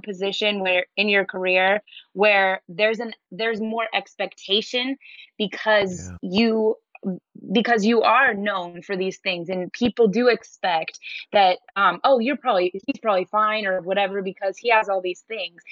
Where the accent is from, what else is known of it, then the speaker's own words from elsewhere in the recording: Denver, Colorado, United States; I'm from Denver, Colorado, so it's dry climate. We didn't have fireflies growing up